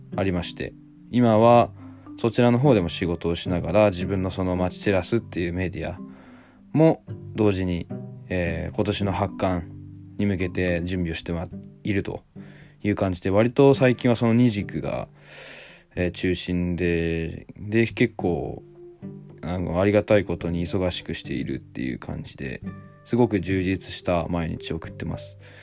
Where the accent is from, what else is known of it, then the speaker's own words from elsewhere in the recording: Shimane, Japan; moved away as an adult; also born or lived in Tokyo; 地元に帰ってきてた